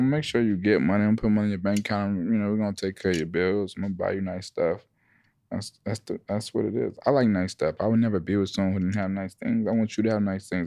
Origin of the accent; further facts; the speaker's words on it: Atlanta, Georgia, United States; I'm from Atlanta